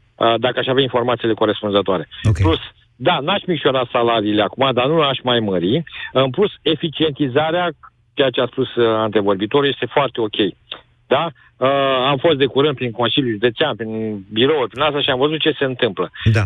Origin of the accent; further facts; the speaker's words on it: Galați, Galați County, Romania; eu sunt din Galați